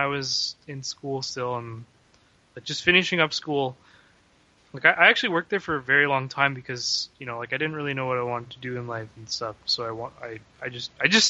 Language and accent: English; Canada; also born or lived in Vancouver; I grew up in Canada